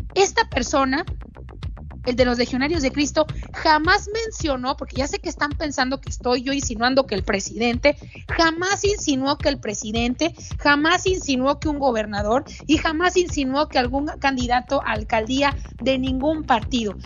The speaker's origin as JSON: {"language": "Spanish", "country": "Mexico", "said": "en mi país, en México"}